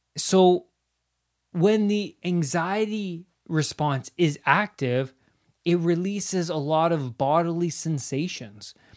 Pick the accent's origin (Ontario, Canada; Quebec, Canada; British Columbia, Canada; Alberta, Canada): Ontario, Canada; I grew up in Ontario, Canada.